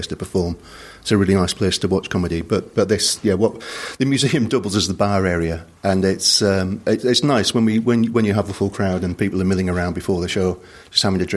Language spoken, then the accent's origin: English; Bradford, Yorkshire and the Humber, United Kingdom; moved away; I'm originally from Bradford and the Alhambra in Bradford has a great pantomime tradition. So growing up, I remember I saw Les Dawson perform there.